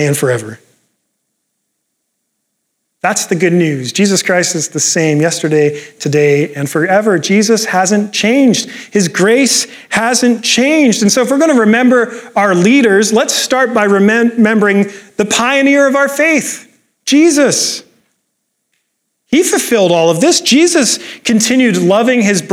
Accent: Canada; I'm Canadian

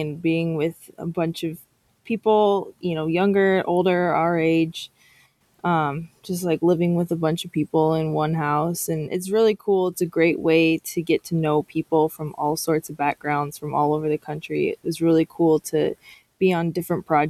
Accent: Kansas, United States; moved away as an adult; also born or lived in Nebraska / North Carolina; I'm originally from Kansas. I lived in Kansas my whole life, went to university in Nebraska

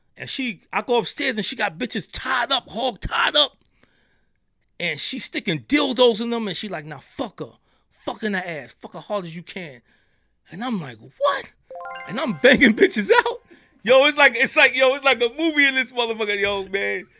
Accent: New York, United States; accent: New York; they hear from my accent. I'm from New York

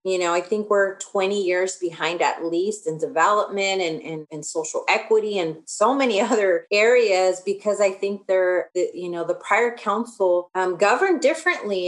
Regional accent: Riverside, California, United States; also born or lived in Los Angeles, California (South Central); So, I was born in Los Angeles, but my parents moved, bought a house. There was a housing boom in the 80s. So, I lived in South Central until I would say maybe I was in fourth grade when we, we bought a house here in Riverside

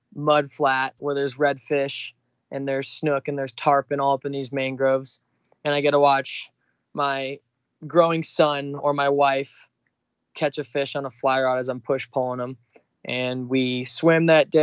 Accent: Boise, Idaho, United States; also born or lived in Tampa Bay, Florida; when I was about 5 years old in kindergarten, my family decided to move to Boise, Idaho.

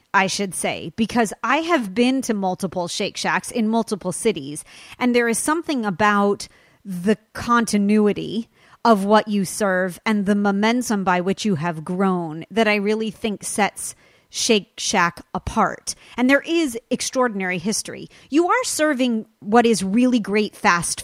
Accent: Los Angeles, California, United States; born and raised

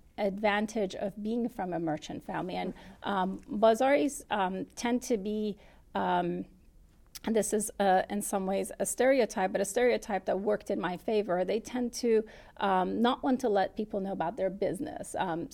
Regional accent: California, United States; also born or lived in Qom, Iran; when I was growing up in California, amongst the diaspora, the large Iranian community in Southern California, where I would feel reticent to say I was born in Qom.

